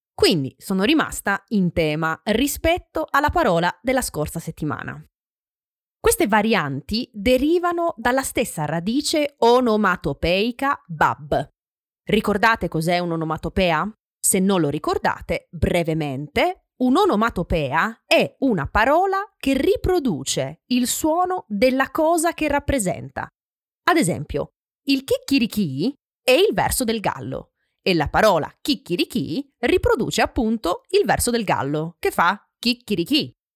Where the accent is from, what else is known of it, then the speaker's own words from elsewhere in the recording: Francavilla Fontana, Apulia, Italy; Nel mio paese, in Puglia, Francavilla Fontana